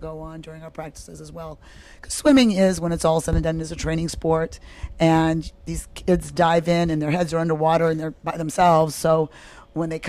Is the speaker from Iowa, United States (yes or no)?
yes; Iowa, United States; now in Fort Mill, United States; That's where I'm from. I'm from Iowa originally